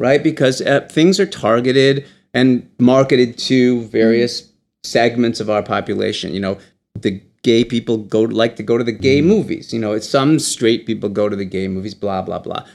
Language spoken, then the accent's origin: English; Michigan, United States; moved away; Michigan happens to be my home state